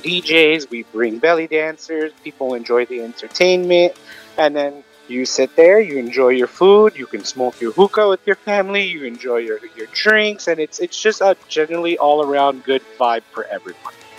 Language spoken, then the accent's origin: English; Glendale, California, United States; also born or lived in Los Angeles; باي من مصر امي لبنانية انا خالق هون بالجلندل بالمنطقة هون